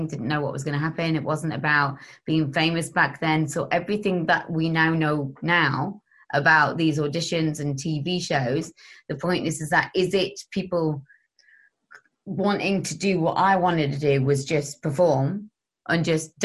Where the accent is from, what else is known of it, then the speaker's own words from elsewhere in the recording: Gateshead, North East England, United Kingdom; I was from Council State in Gateshead.